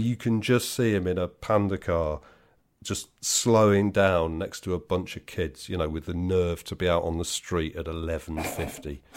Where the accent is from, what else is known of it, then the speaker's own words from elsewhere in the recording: West Midlands, United Kingdom; I'm from the West Midlands, right? So I'm in no position to laugh at people's accents.